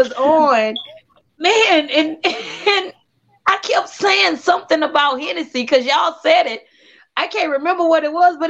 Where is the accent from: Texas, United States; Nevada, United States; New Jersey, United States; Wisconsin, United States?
Texas, United States; Houston; I am from Houston, Northside, okay. H-Town. From that north.